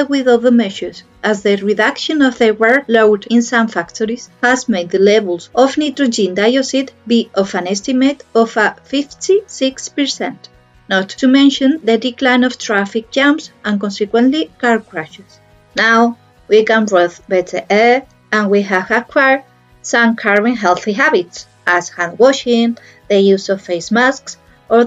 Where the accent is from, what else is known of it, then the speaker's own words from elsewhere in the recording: Madrid, Community of Madrid, Spain; English is a second language; now in Algeciras, Spain; although I'm living in Algeciras, I'm from Madrid